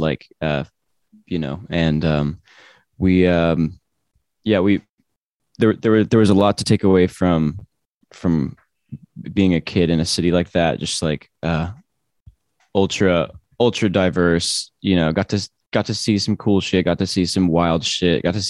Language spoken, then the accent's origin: English; Marietta, Georgia, United States; moved away as an adult; also born or lived in New Orleans, Louisiana; now in Los Angeles, United States; I'm from Marietta, Georgia. It's about 25 minutes north of the city. A dark suburban place, good times. And before that, I grew up in New Orleans.